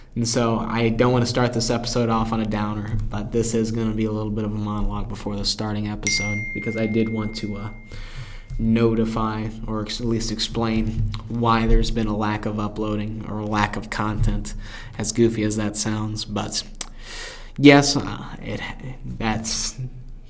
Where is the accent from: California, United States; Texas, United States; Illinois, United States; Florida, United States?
Illinois, United States; Carbondale; he's about 20 minutes away from me in my hometown